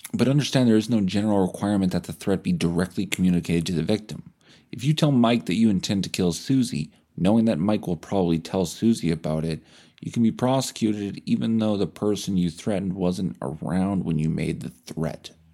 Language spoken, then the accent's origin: English; Canada